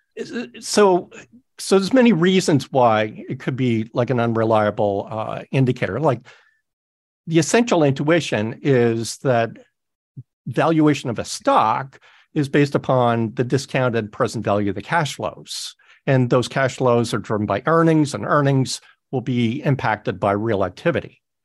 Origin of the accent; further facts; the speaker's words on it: Toronto, Ontario, Canada; moved away; all in Toronto. That's my hometown